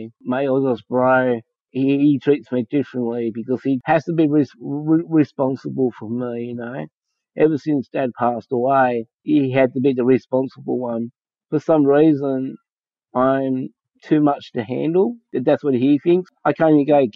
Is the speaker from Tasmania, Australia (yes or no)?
no; Springwood, New South Wales, Australia; also born or lived in Penrith / Newcastle; I was born in Penrith and raised in the Blue Mountains of Springwood